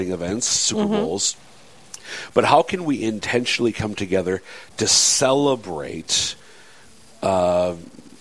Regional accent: Minnesota, United States; I'm from Minnesota

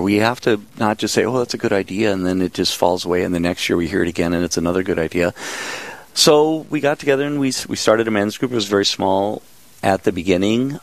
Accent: Minnesota, United States; moved away as an adult; also born or lived in San Diego, California; I was from Minnesota

